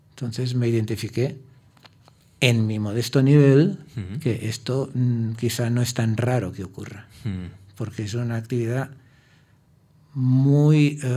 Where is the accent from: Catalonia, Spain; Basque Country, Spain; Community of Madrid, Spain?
Catalonia, Spain; Soy catalán